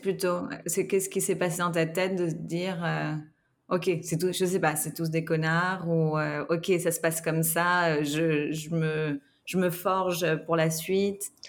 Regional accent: France; j'ai grandi en France, pas en Suisse

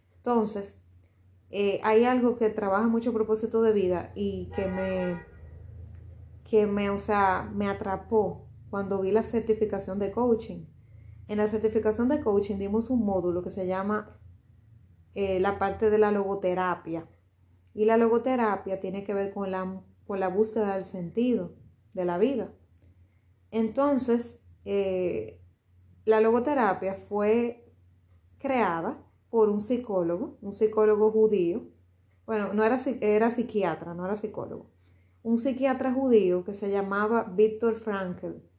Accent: Dominican Republic; Aquí en, mi país, en Dominicana

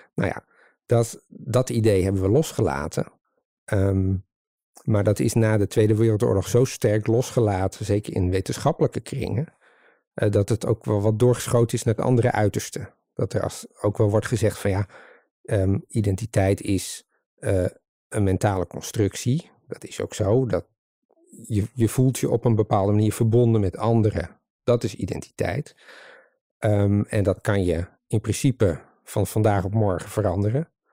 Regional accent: Leeuwarden, Friesland, Netherlands; moved away as an adult; also born or lived in Utrecht; now in Dronrijp, Netherlands; hoe ik het zelf ook ervaren heb, opgroeiend in Leeuwarden

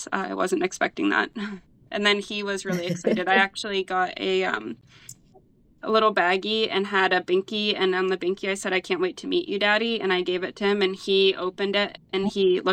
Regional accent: Cambridge Springs, Pennsylvania, United States; I'm from Cambridge Springs

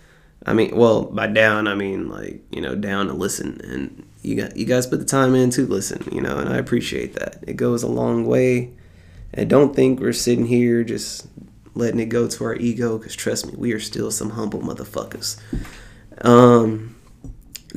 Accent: United States; We are in America. We are from America.

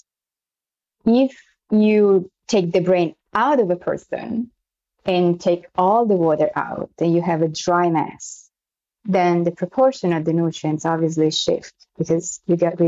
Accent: Florence, Tuscany, Italy; accent: Italian and French; English is a second language; moved away as an adult; now in New York City, United States; I'm from Florence in Italy.

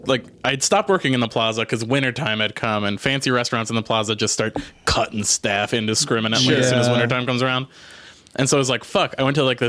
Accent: Chicago area, Indiana, United States; moved away as an adult; now in Kansas City, United States; I'm not from Kansas City. I'm originally from the Chicago area, Indiana. Okay. But so when I moved out here, I lived in Raytown at first

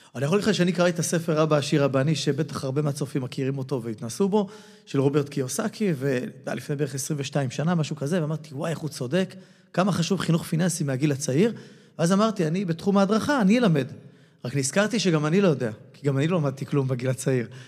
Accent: Israel

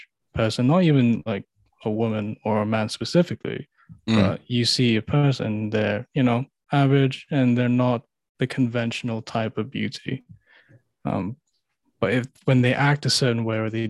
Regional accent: Philippines; moved away; back in the Philippines

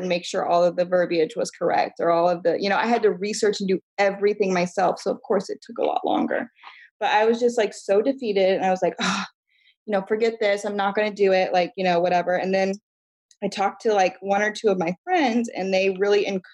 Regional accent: Midwest, United States; I'm from the Midwest

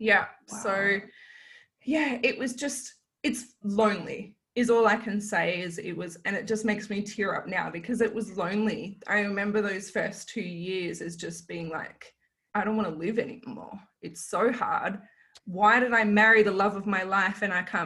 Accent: Kalgoorlie, Western Australia, Australia; now in Mandurah, Australia; growing up in Kalgoorlie

